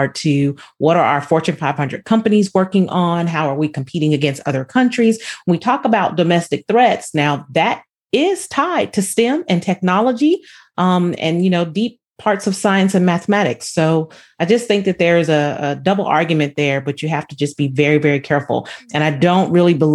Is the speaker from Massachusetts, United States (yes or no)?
no; San Diego, California, United States; Being from San Diego, my father was in the military